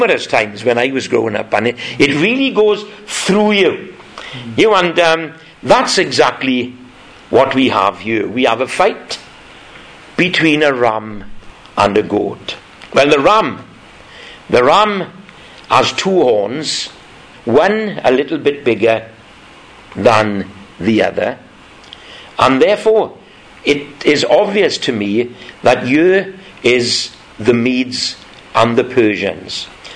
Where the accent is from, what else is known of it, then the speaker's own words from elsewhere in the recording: Welsh, Wales, United Kingdom; thank God we're Welsh, and thank God we live in the valleys